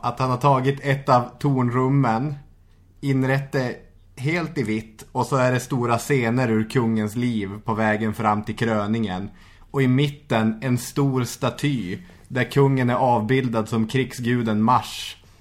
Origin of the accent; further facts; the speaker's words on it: Arvidsjaur, Norrbotten County, Sweden; moved away; När jag var hemma i Arvidsjaur